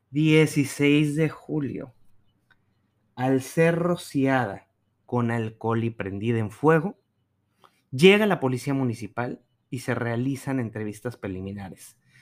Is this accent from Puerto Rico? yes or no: no; Mexico; como ciudadanos y como mexicanos